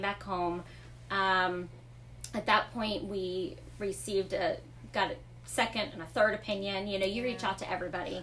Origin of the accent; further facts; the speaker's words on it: Fort Myers, Florida, United States; moved away as an adult; now in DeLand, United States; I was born and raised in Fort Myers.